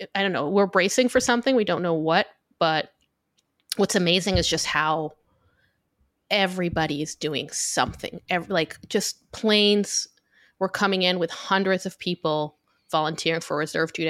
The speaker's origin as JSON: {"language": "English", "country": "Israel", "tie": "born or raised there", "also_born_or_lived": "New York City", "moved": "yes", "lives_now": "New York, United States", "said": "I live in New York, but I'm from Israel uh, originally. So I, I, grew up here"}